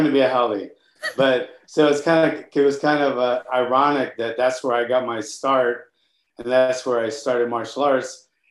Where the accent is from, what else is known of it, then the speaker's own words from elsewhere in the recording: Hawaii, United States; I grew up in Hawaii. I started really young there